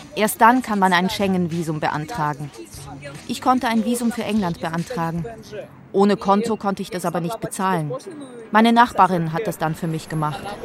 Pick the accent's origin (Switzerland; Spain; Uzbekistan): Uzbekistan; Tashkent; also born or lived in Moscow; now in Tbilisi, Georgia; meiner Kindheit in Taschkent.